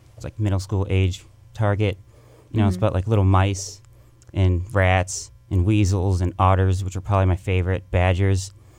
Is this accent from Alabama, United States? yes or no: no; Minnesota, United States; born there; I was born in Minnesota.